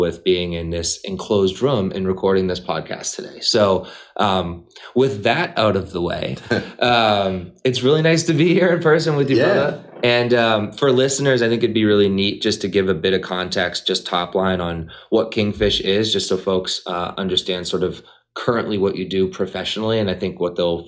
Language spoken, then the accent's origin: English; Beverly, Massachusetts, United States; Beverly, Mass is my hometown